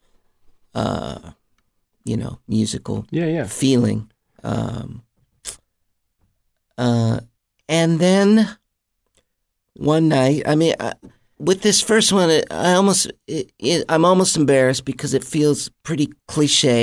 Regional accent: Mount Vernon, Iowa, United States; born or raised there; moved away; also born or lived in Los Angeles

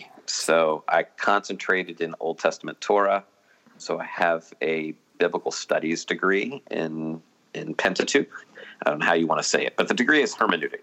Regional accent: Maryland, United States; I grew up in Maryland. So yeah, Caps. I'm okay with Caps. And let's see, regular church, evangelical fundamentalist growing up.

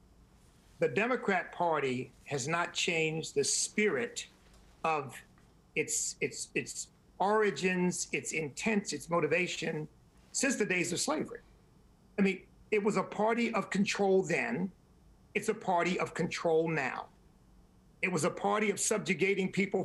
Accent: United States; I am not an African American, I am an American.

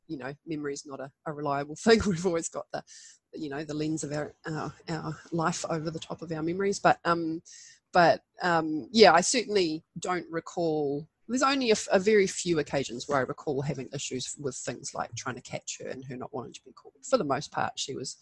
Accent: New Zealand; I was running wild around the bush in the and the beach, as many Kiwi kids

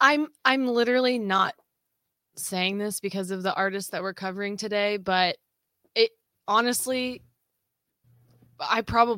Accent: Southwest Missouri, United States; growing up in Southwest Missouri and they happen all the time here.

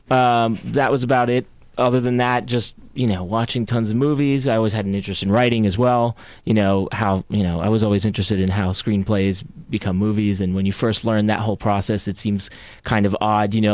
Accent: San Juan, Puerto Rico; born there; also born or lived in Florida / North Carolina / Belgium / New Jersey; I was born in San Juan, Puerto Rico.

